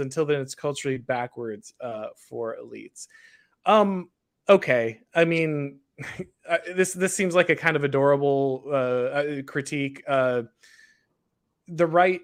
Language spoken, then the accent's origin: English; Florida, United States; I'm from Florida